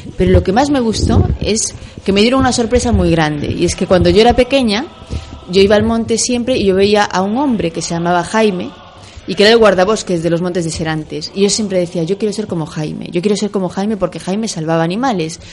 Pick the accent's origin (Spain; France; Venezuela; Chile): Spain; Ferrol, Galicia; moved away as an adult; now in Republic of the Congo; la medalla de mi tierra y mi patria